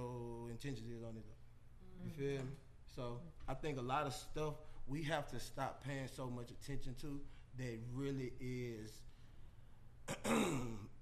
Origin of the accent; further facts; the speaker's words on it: Jackson, Mississippi, United States; now in Atlanta, United States; I come from Jackson, Mississippi